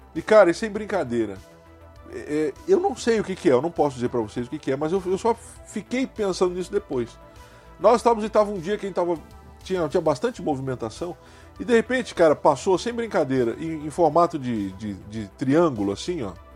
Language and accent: Portuguese; Santos, São Paulo, Brazil; eu fui criado em Santos, São Paulo, é minha cidade né, é, é, é de nascença, é minha cidade natal.